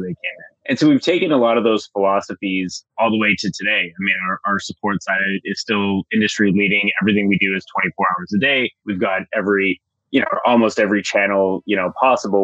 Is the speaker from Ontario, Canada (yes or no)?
yes; Timmins, Ontario, Canada; moved away; I'm actually from a really small town in northern Ontario, Timmins